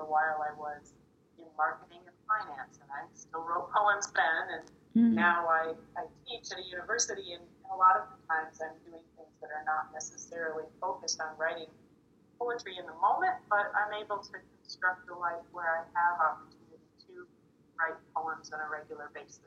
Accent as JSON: {"language": "English", "region": "Minnesota", "country": "United States", "tie": "born or raised there", "also_born_or_lived": "Michigan / Wisconsin", "moved": "as an adult", "lives_now": "Milwaukee, United States", "said": "I'm originally from Minnesota, and I grew up near Minneapolis"}